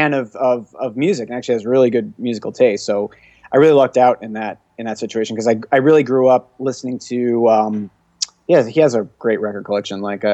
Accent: Syracuse, New York, United States; I grew up in Syracuse, New York, which is in the central New York area, right smack dab in the middle of New York State

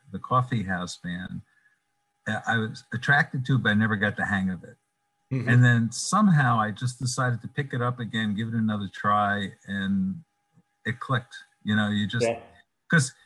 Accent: New York City, New York, United States; moved away; I'm from Brooklyn, even though I don't live in Brooklyn

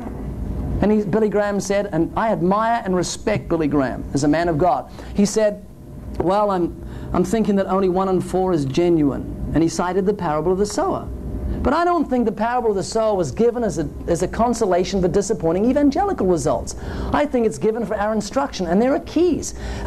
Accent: New Zealand; I come from New Zealand, 70 million sheep, 3 million people.

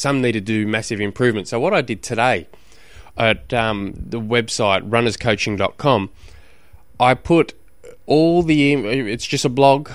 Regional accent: Launceston, Tasmania, Australia; 'cause I come from Tasmania, just in Launceston alone

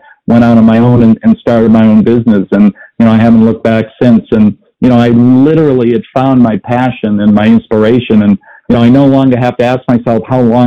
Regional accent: Boston, Massachusetts, United States; I grew up in the Boston area

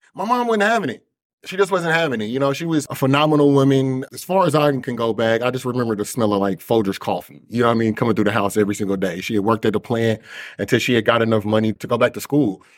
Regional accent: Kansas City, Missouri, United States; I grew up in Kansas City, Missouri, predominantly the six four one three oh area code

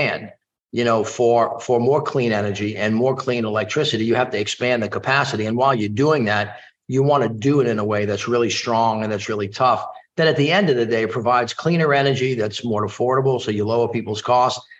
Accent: New Orleans, Louisiana, United States; I'm from New Orleans

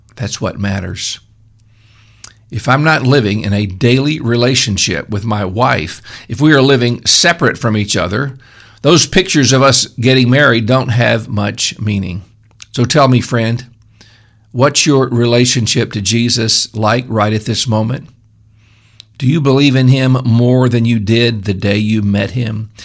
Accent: Memphis, Tennessee, United States; now in upstate New York, United States; I grew up in Memphis, which is on a good-sized river

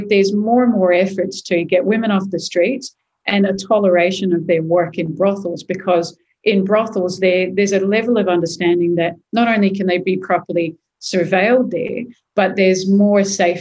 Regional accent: Perth, Western Australia, Australia; moved away as an adult; also born or lived in Sydney; coming back to my hometown

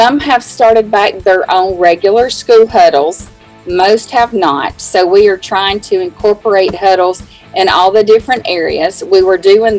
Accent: Gadsden, Alabama, United States; I'm from Gadsden

